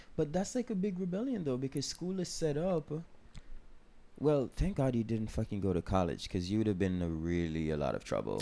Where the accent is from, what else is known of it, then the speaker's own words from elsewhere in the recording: Jamaica; I'm from Jamaica